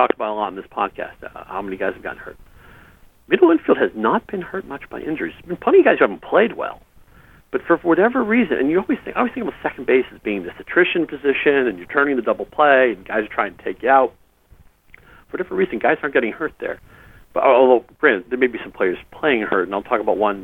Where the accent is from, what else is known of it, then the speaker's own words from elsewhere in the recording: New England, United States; I grew up in New England